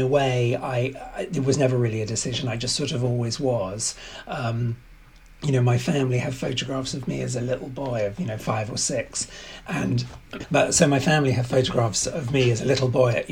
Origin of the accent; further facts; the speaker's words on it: London, United Kingdom; also born or lived in Oxford / New York; So I'm English and I grew up in London and started my career in London.